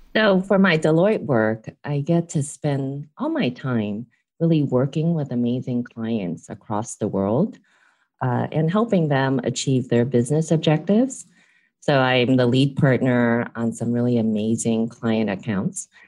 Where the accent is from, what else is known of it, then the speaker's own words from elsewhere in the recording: San Francisco, California, United States; first language English; also born or lived in Hong Kong; I was born in Hong Kong, raised here in San Francisco.